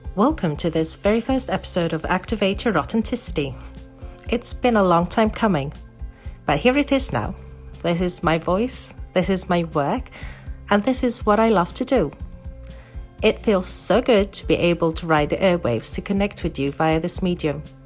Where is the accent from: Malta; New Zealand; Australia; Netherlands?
Malta; moved away as an adult; now in Zurich, Switzerland; I come from Malta, which is a tiny island in the Mediterranean, but moved to Zurich, Switzerland in 2006